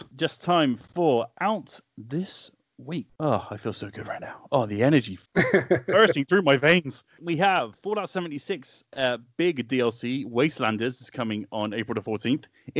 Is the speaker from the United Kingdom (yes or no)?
yes; Wales, United Kingdom; My hometown of Wales.